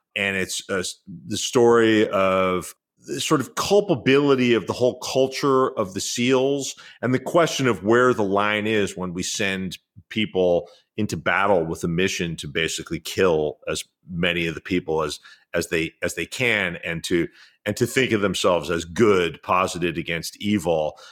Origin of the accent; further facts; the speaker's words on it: New York City, New York, United States; as a white kid growing up in New York